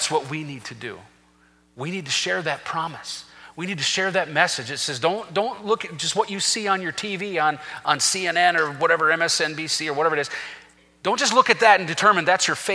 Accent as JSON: {"language": "English", "country": "United States", "said": "I'm an American patriot."}